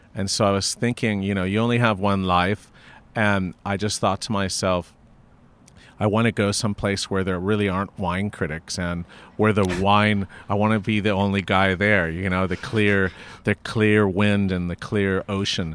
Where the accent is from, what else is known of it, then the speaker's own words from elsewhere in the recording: Los Angeles, California, United States; I was born and raised in Hancock Park